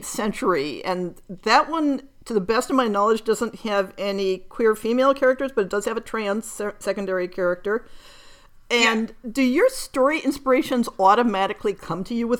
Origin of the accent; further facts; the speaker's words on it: United States; for those of us who grow up in North America but who have European roots